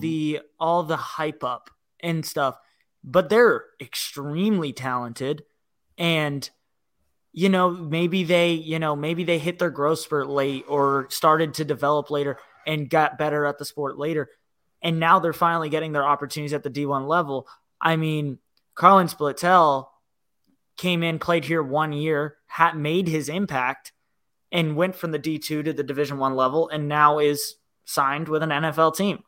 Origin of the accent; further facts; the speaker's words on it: Northern Virginia, United States; I grew up in Virginia